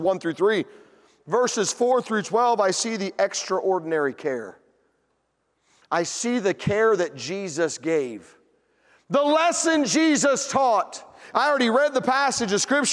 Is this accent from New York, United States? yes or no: no; Tennessee, United States; I'm from Tennessee